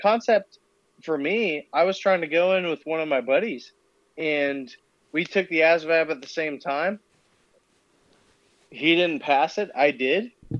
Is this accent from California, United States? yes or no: yes; Murrieta, California, United States; I'm from Marietta, California, and Temecula has a MEPS, or sorry, not a MEPS, but a recruiting station that has like 12 recruiters in it.